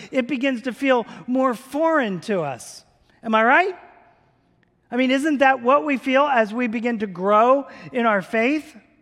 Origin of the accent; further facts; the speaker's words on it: around Philadelphia and New York, Northeast, United States; now in Tulsa, United States; I grew up in the Northeast. around big cities like Philadelphia and New York.